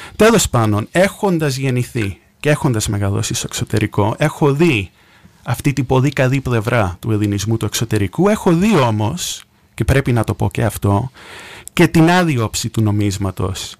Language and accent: Greek; New York, United States; moved away as an adult; now in Greece; Έχω γεννηθεί στη Νέα Υόρκη, εκεί μεγάλωσα.